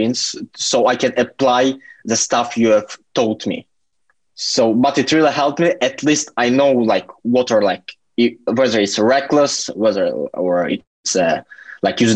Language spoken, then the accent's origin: English; Latvia; also born or lived in Turkey; now in United Kingdom; I'm from Latvia. I've lived in Turkey for 10 years.